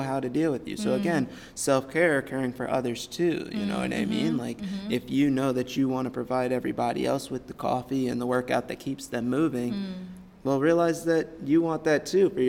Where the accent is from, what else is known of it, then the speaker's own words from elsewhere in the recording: United States; as an American male